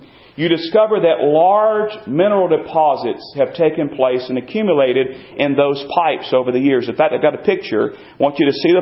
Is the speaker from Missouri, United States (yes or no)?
no; North Carolina, United States; I grew up in North Carolina, and I grew up in the land